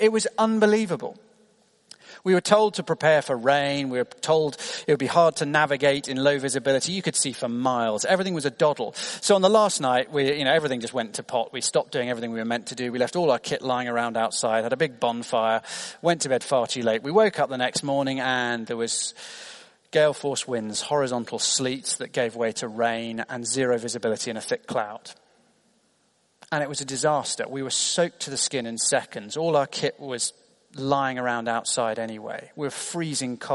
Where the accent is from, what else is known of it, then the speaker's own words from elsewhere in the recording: United Kingdom; as a British teenager